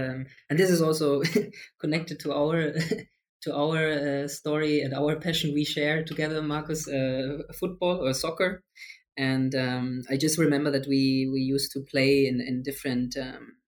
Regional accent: Germany; I'm from Germany

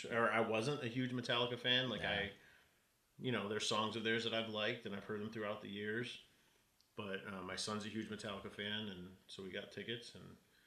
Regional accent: Cleveland, Ohio, United States; now in Las Vegas, United States; I'm repping my hometown because I just got back from Cleveland, Ohio

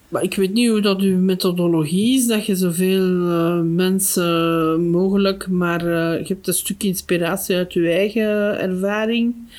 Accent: Flanders, Belgium; Bij ons in Torp, daar staan nog een paar huizen

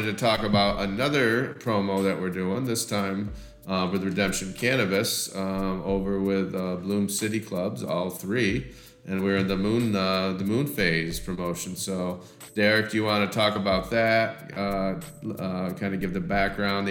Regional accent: Michigan, United States; we grew up in Michigan

